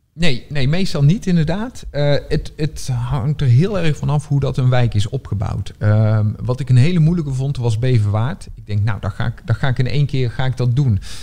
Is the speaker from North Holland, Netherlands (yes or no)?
no; North Brabant, Netherlands; moved away as an adult; now in Rotterdam, Netherlands; ik ben geen Rotterdammer. Eh, ik, ik kom uit Brabant oorspronkelijk. Ik woon hier bijna tien jaar.